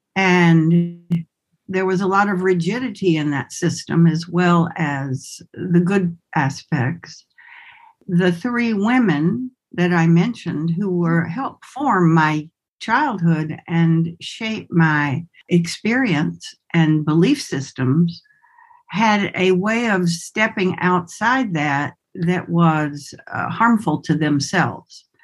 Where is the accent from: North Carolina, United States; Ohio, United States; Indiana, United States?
North Carolina, United States; Winston-Salem; accent: southern; moved away; also born or lived in Bali; I grew up in Winston-Salem, North Carolina